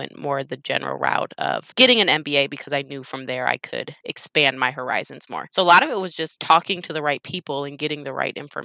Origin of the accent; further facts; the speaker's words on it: Wisconsin, United States; moved away as an adult; now in Houston, United States; I was born and raised in Wisconsin